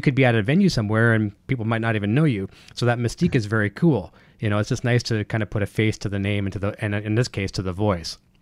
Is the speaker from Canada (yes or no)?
yes; Canada; me being Mister Canadian and overpronouncing everything